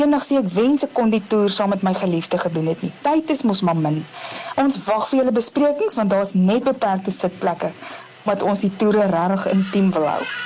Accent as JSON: {"language": "Afrikaans", "country": "South Africa"}